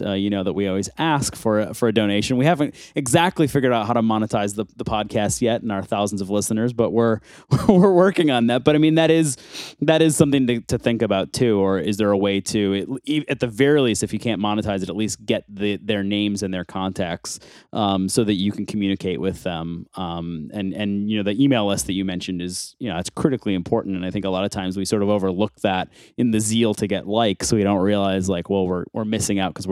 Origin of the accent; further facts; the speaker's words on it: Buffalo, New York, United States; I'm also from Buffalo, New York